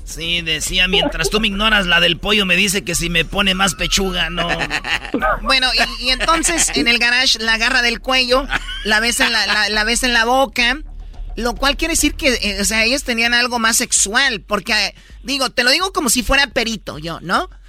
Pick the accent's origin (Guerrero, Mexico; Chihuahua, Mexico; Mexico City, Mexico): Chihuahua, Mexico; De Chihuahua